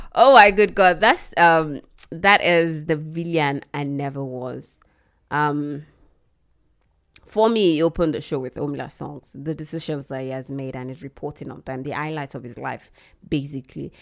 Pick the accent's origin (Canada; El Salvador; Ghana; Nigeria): Nigeria; as a Nigerian